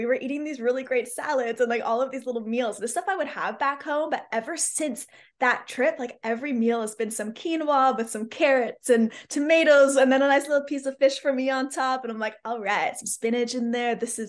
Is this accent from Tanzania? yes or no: no; Canada; I'm a Canadian.